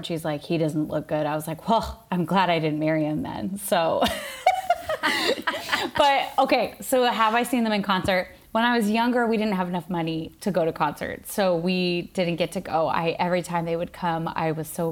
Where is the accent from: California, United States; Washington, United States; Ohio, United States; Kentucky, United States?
Washington, United States; moved away as an adult; also born or lived in Sydney, Australia; now in Brooklyn, New York, United States; I was born and raised in Washington State and moved to Sydney when I was 22